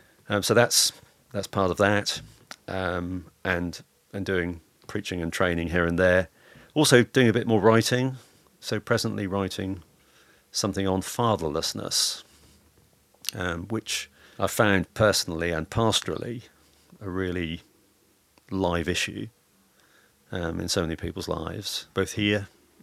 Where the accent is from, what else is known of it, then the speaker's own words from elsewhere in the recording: Lowestoft, East of England, United Kingdom; the first person who shaped me was an elder in the church that I grew up in Lowestoft, a guy called Stanley Griffin.